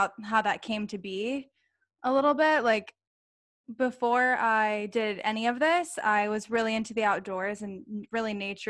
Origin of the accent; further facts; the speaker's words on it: Ohio, United States; now in Phoenix, United States; I'm from Ohio.